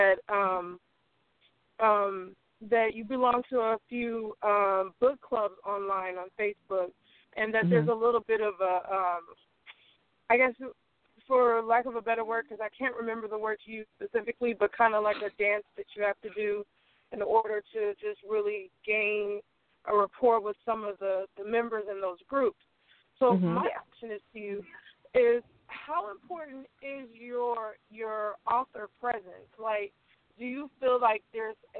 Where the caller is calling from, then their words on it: the Bay Area, California, United States; I'm calling from the Bay Area.